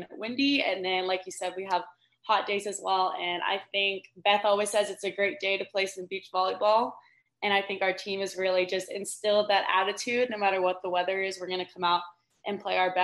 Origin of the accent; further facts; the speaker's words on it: Texas, United States; moved away as an adult; now in Georgia, United States; I've also always grown up in the South. So even though Georgia and I'm from Texas